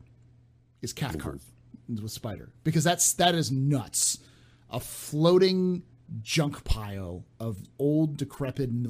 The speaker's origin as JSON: {"language": "English", "area": "San Francisco Bay Area", "region": "California", "country": "United States", "tie": "born or raised there", "said": "I grew up in the San Francisco Bay Area."}